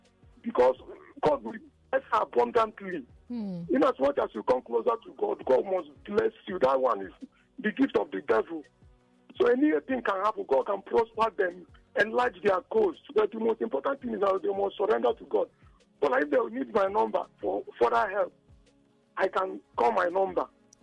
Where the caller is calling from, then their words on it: Iba, Lagos, Nigeria; I'm calling from Eba.